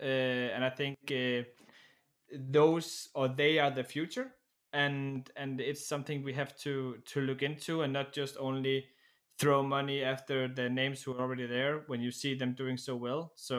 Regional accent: Denmark; now in Czech Republic; I currently live in the Czech Republic, but I am actually from Denmark.

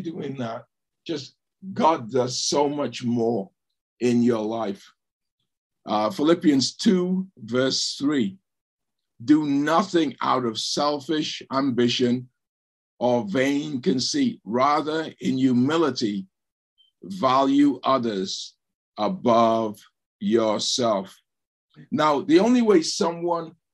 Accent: England, United Kingdom; growing up in England

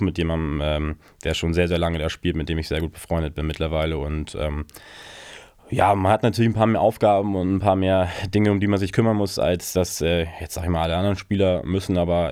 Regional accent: Germany; ich als Deutscher

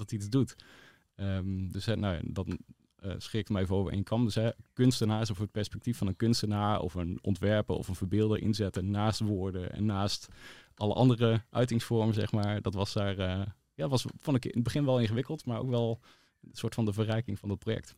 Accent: Balkbrug, Overijssel, Netherlands; ik ben opgegroeid in Balkbrug

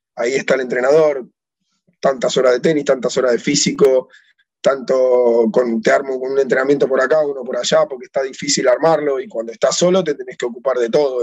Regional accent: Tigre, Buenos Aires Province, Argentina; yo soy de Tigre, de acá de, la localidad de Tigre, un club que se llamaba Vito Dumas de barrio

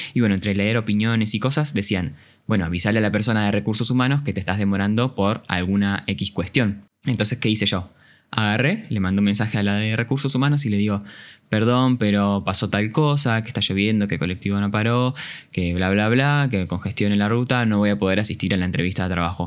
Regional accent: Campana, Buenos Aires Province, Argentina; soy de Campana y tenía que viajar hasta Ciudad Autónoma de Buenos Aires

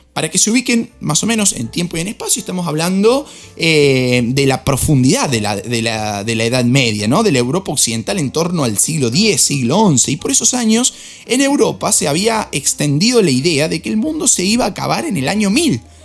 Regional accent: Argentina; soy argentino

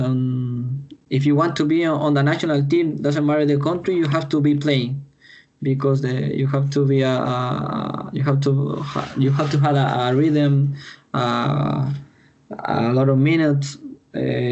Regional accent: Chile; I'm born and raised in Chile.

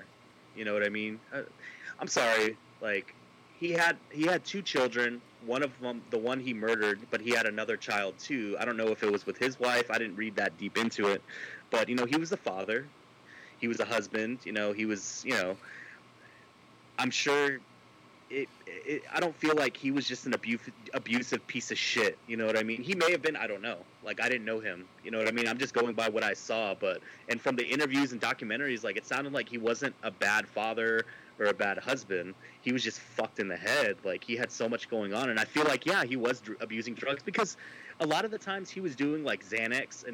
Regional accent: Texas, United States; I'm from Texas.

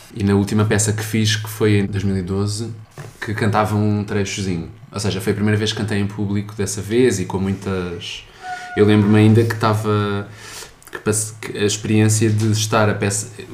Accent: suburbs of Lisbon, Portugal; Eu sou dos subúrbios de Lisboa também

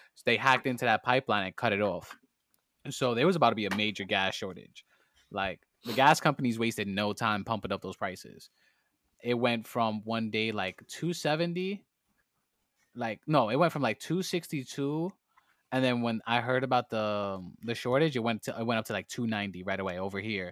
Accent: New York City, New York, United States; I come straight out of the Boogie Down Bronx

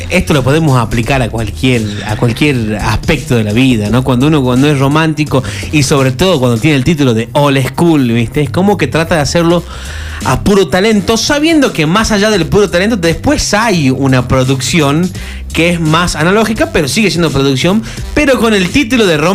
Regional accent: Argentina; Yo soy argentino y estoy acostumbrado a la verbalización

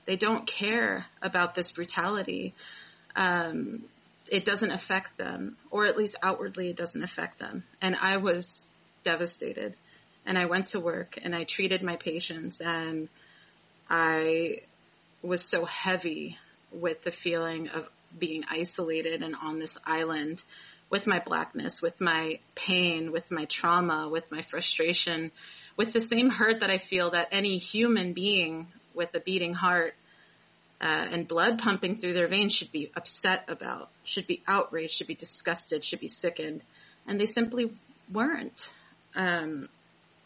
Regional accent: East Coast, United States; moved away as an adult; also born or lived in New York / Oakland, California; now in Chico, United States; I'm originally from the East Coast.

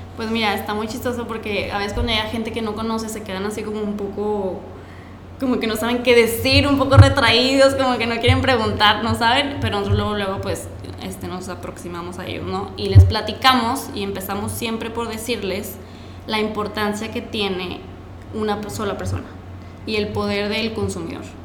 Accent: Monterrey, Nuevo León, Mexico; soy de aquí de Monterrey

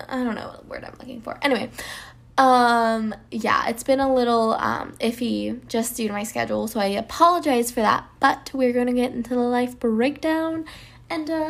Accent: Colorado, United States; moved away as an adult; now in Atlanta, United States; I am originally from Colorado, but I moved to Atlanta, Georgia for the said acting career.

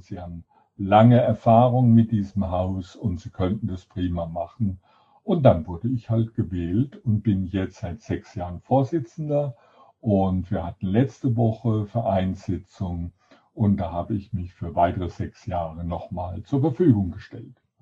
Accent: Sinsheim, Baden-Württemberg, Germany; moved away; also born or lived in Heidelberg; Ich bin in Heidelberg geboren und bin dann in Sinsheim

